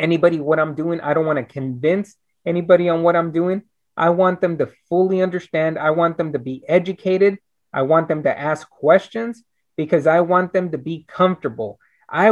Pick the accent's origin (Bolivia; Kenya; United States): United States; Brownsville, Texas; now in Austin, United States; I'm originally from Brownsville, Texas. You know, it's the southernmost tip of Texas. I moved up here to Austin in 1996